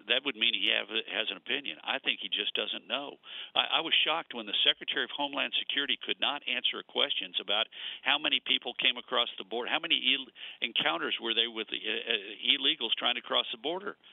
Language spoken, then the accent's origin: English; Texas, United States; as a Texan